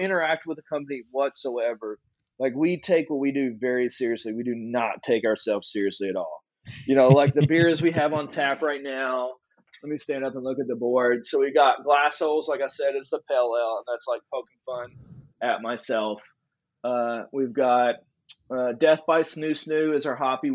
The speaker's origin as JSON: {"language": "English", "region": "Southern Kentucky", "country": "United States", "tie": "born or raised there", "also_born_or_lived": "Louisville, Kentucky", "moved": "as an adult", "lives_now": "Knoxville, United States", "said": "Growing up in Southern Kentucky"}